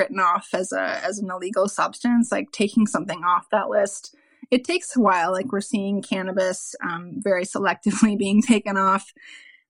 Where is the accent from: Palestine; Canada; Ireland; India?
Canada; Ontario; also born or lived in South Central Texas; now in Texas, United States; I am in South Central Texas, but I am from Ontario, Canada